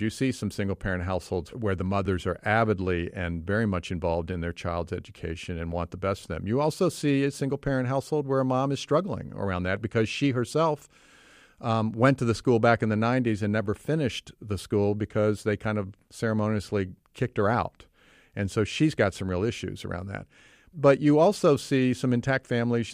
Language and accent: English; Virginia, United States; now in Oak Park, United States; I grew up in Virginia, but I've lived in Oak Park